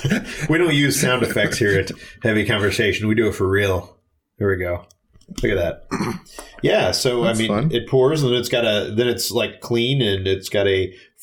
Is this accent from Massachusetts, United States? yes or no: no; St. Louis, Missouri, United States; this one comes from my hometown. Maybe you've heard of it. It's called Budweiser.